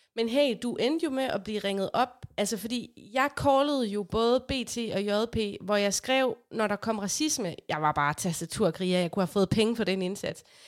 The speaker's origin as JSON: {"language": "Danish", "town": "Aarhus", "region": "Central Denmark Region", "country": "Denmark", "said": "vi er fra Aarhus, og vi er stolte af det"}